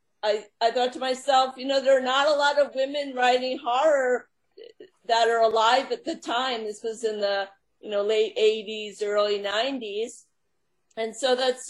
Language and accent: English; Long Island, New York, United States; now in Long Island, United States; I was raised on Long Island and moved to New York City in my 20s.